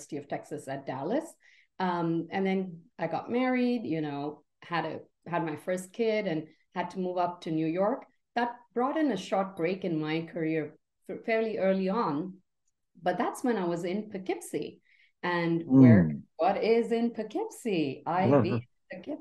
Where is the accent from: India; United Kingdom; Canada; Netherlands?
India; Mumbai, Maharashtra; moved away as an adult; now in United States; I grew up in India, in the beautiful city of Mumbai